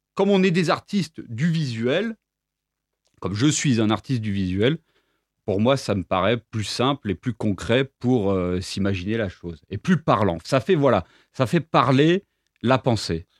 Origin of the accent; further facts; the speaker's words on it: Reims, Grand Est, France; moved away as an adult; also born or lived in Nîmes; now in Apulia, Italy; je suis né à Reims en 1993